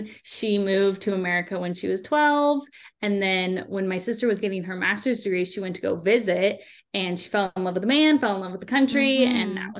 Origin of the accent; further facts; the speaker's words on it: San Diego, California, United States; I am from San Diego and I currently live here now.